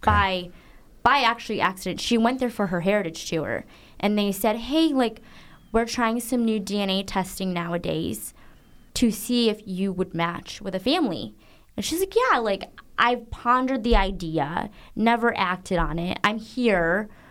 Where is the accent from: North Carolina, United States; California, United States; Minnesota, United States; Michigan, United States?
Michigan, United States; Zeeland; also born or lived in Guangzhou, China; I grew up in Zealand, Michigan.